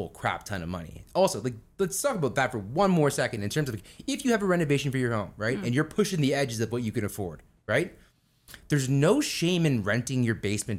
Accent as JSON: {"language": "English", "town": "Toronto", "region": "Ontario", "country": "Canada", "tie": "born or raised there", "said": "I grew up in the Danforth"}